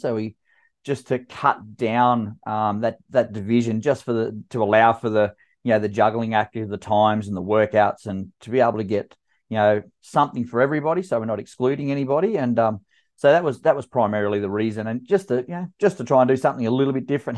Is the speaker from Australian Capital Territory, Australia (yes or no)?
yes; Canberra, Australian Capital Territory, Australia; my hometown in Canberra